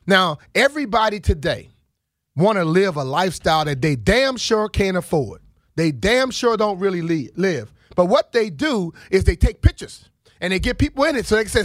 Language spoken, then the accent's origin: English; Plaquemine, Louisiana, United States; now in Washington, United States; I came from Plaquemine, Louisiana to Washington, D.C.